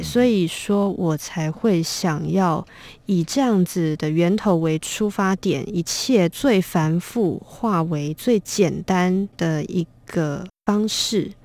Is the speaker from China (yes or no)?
no; Taiwan; 我们台湾人